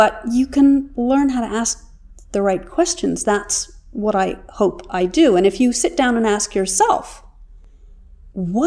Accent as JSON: {"language": "English", "town": "New York City", "region": "New York", "country": "United States", "tie": "born or raised there", "said": "I grew up in New York City"}